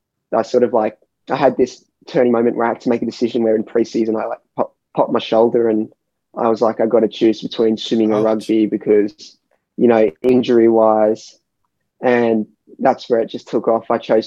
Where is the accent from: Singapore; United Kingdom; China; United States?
Singapore; also born or lived in Sydney, Australia; Well, so I was born in Sydney, and we moved to Singapore. So we moved to Singapore when I was about 3 years old.